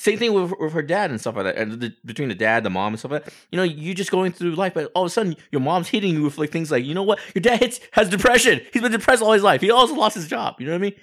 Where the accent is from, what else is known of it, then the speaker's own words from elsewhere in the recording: Walnut / Hacienda Heights, Los Angeles area, California, United States; Do I say I'm from Walnut? Am I, am I from Hacienda Heights? No, I, I say I'm from Los Angeles